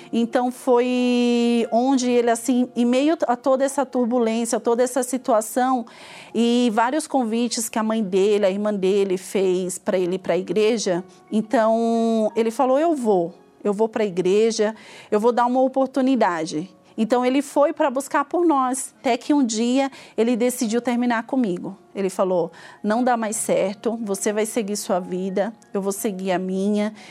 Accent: interior of Alagoas, Brazil; eu nasci em Alagoas, no interior de Alagoas, onde eu fui criada pelos meus avós

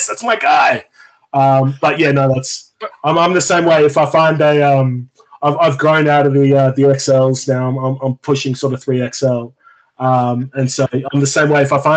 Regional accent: Australia; growing up in Australia

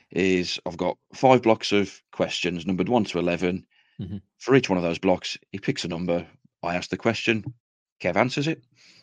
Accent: Stourbridge, West Midlands, United Kingdom; And ironically, they played my hometown in the FA Cup a few years ago. And I went down to Adams Park to watch that. Great day out. Stourbridge lost, but you know what? Loved it.

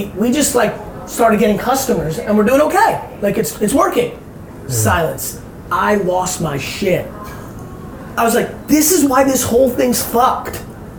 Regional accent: Belarus; now in United States; Like I got out of the Soviet Union for political asylum for being Jewish.

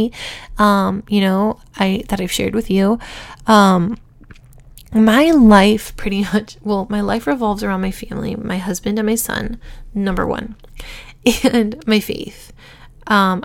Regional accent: Huntington Beach, California, United States; I grew up in Huntington Beach, California.

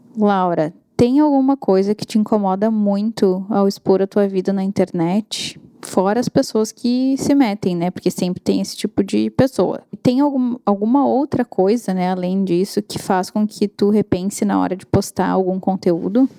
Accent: Brazil; moved away; Eu não sou uh, americana, não sou canadense, né? Sou brasileira, vou ter uhum. sotaque

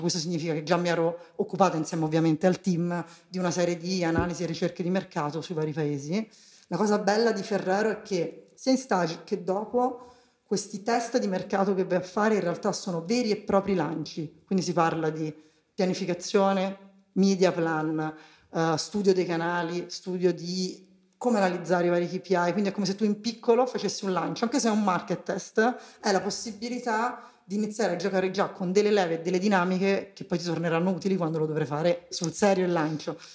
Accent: Rome, Lazio, Italy; accent: Roman; moved away as an adult; also born or lived in Milan; io sono romana, si sente dall'accento

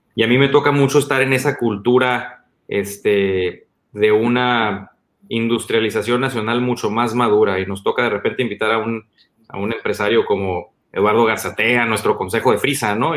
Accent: Mexicali, Baja California, Mexico; el amor profundo que tengo por Mexicali, el amor profundo que tengo por mi tierra

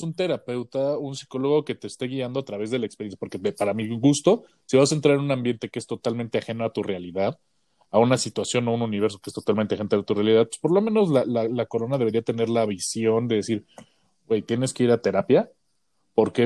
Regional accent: Mexico; es porque soy mexicano

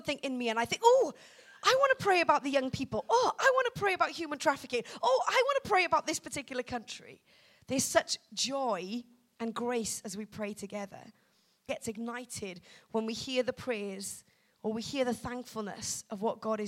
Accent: Wales, United Kingdom; I'm from Wales.

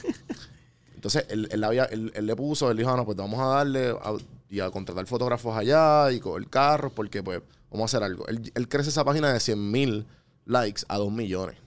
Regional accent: Puerto Rico; also born or lived in United States; soy boricua

